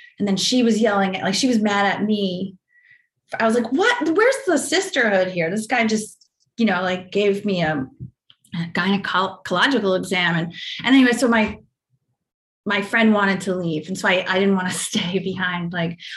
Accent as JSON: {"language": "English", "town": "Rockville Centre", "region": "New York", "country": "United States", "tie": "born or raised there", "moved": "yes", "said": "I grew up in Rockville Center"}